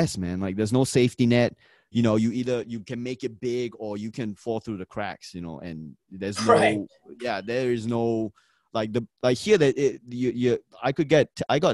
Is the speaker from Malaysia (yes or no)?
yes; Malaysia; I'm from Malaysia. We got Malay people, Chinese people.